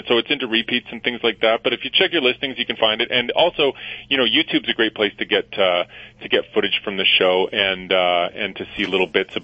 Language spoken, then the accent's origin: English; Edmonton, Alberta, Canada; I'm from Canada, so I went back to my home in Edmonton